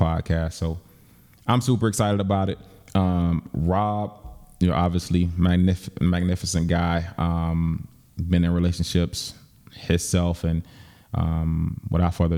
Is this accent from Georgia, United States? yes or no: yes; Griffin, Georgia, United States; I'm from Griffin, Georgia. You know, small town down in South Georgia, south side of Atlanta